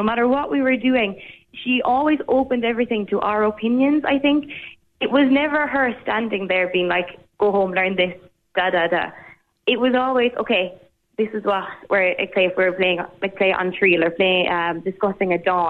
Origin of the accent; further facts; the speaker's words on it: Carrickerry, Munster, Ireland; I'm from Carrickerry, which is just in the west. Like, there wouldn't be much Gaeilge there, or Herba at all.